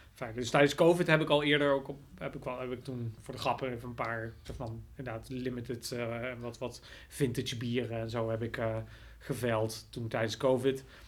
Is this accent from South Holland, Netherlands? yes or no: no; Nijmegen, Gelderland, Netherlands; ik kom uit Nijmegen. Ik woon nou trouwens overigens niet eens meer in Nijmegen, maar wel in de buurt.